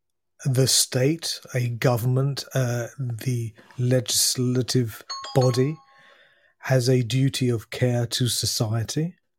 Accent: United Kingdom; now in France; That's a long question, to be honest, Rob. I'm a Brit who, for the last 20 years, is living in France. Going further back, I've lived in a number of lived and worked in a nu

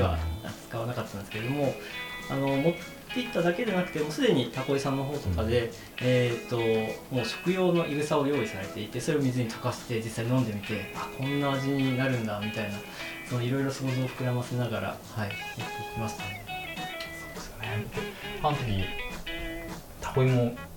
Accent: Kumamoto, Japan; now in Tokyo, Japan; 同じ熊本出身で

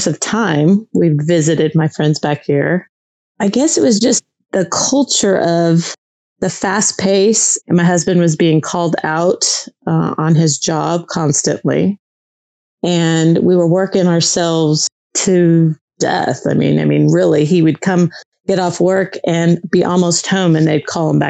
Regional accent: West Covina, California, United States; moved away as an adult; now in Missouri, United States; I grew up in Southern California, in a town just west of LA, so West Covina area

